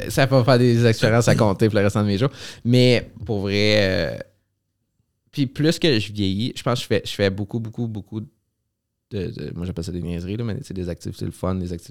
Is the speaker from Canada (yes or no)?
yes; Gatineau, Quebec, Canada; accent: Gatineau; c'est pas notre accent de Gatineau, ça.